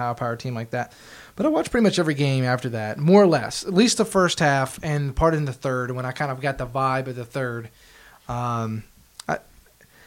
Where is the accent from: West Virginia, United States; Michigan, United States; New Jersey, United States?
West Virginia, United States; I grew up in West Virginia, so I had mountains.